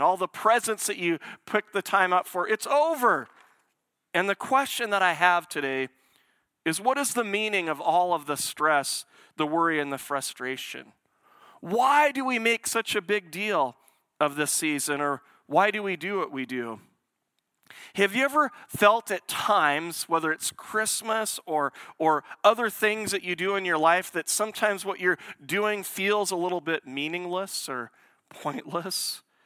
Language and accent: English; Portland, Oregon, United States; Portland, it's where I was born.